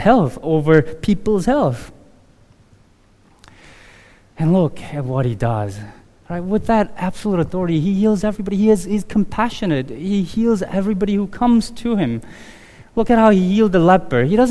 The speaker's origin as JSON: {"language": "English", "country": "South Korea", "tie": "born or raised there", "moved": "yes", "said": "in my neighborhood growing up in Korea in the early 80s"}